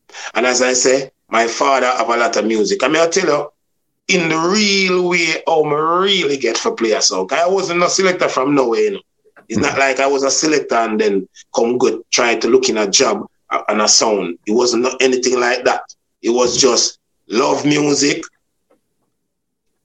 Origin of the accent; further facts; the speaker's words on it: Kingston, Jamaica; also born or lived in Chulani; I was born in Kingston, 42 Charles Street. And I was brought up in Chulani for, I think about 12, 13, then I'll back to Kingston